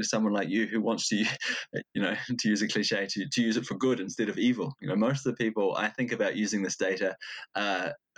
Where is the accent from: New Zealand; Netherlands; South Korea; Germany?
New Zealand; now in Denmark; I come from New Zealand, but I live in Denmark